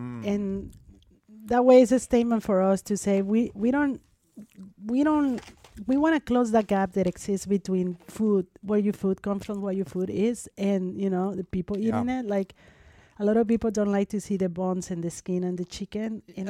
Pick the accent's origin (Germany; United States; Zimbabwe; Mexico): Mexico; Mexico City; born or raised there